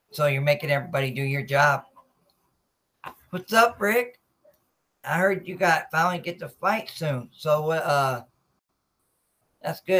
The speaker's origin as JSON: {"language": "English", "town": "Norfolk", "region": "Virginia", "country": "United States", "said": "I'm from Norfolk, Virginia, so military family."}